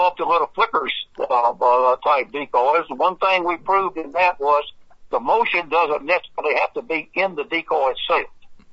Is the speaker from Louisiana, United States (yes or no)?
yes; Monroe, Louisiana, United States; I'm from Monroe